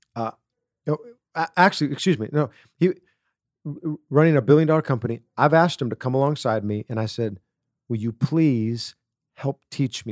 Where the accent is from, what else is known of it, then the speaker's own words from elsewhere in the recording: Wisconsin, United States; growing up in Wisconsin